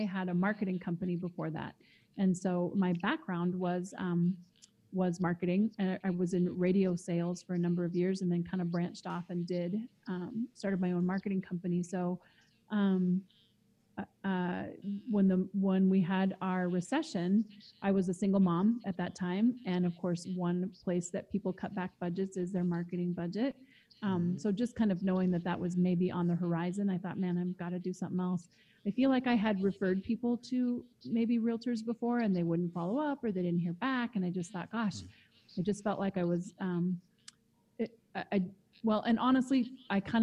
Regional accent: Eastern Washington, United States; I grew up in Eastern Washington, which also borders Osoyoos.

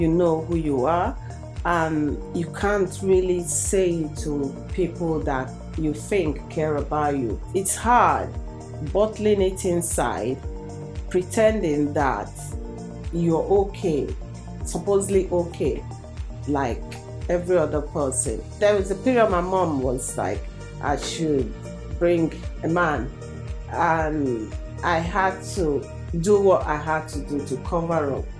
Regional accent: Nigeria; moved away as an adult; now in Slough, United Kingdom; I'm from Nigeria.

